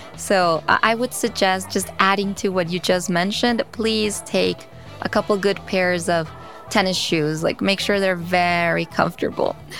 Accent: New York City, New York, United States; I was born in New York City in Queens

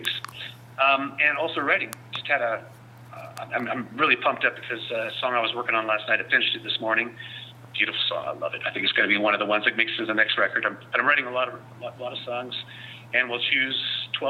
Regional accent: Vancouver, British Columbia, Canada; now in San Francisco Bay Area, United States; I come from Vancouver

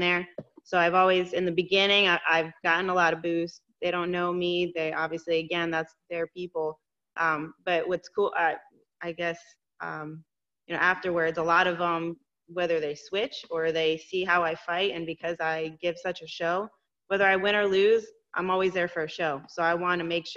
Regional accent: Florida, United States; born or raised there; also born or lived in New York

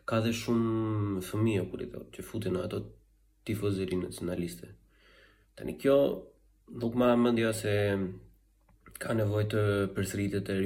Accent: Albania; jam shqiptare, jam krenari

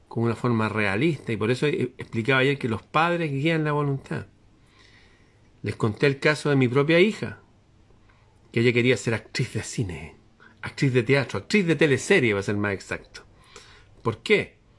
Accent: Chile; El ambiente está extraño en mi país

